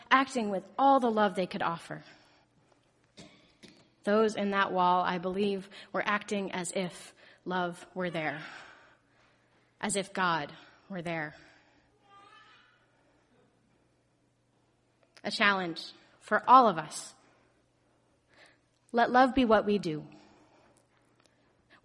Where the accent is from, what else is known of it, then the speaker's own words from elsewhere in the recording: Lexington, United States; my hometown just next door in Lexington